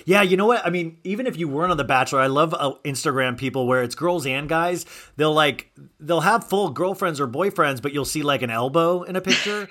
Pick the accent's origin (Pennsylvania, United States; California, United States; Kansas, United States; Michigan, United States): Kansas, United States; Olathe; moved away; I grew up in Kansas